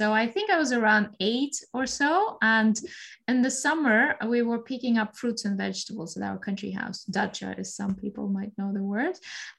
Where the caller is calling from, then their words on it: Berlin, Germany; I am mostly living in Barcelona. Right now, I'm calling in from Berlin. So, yeah, Europe.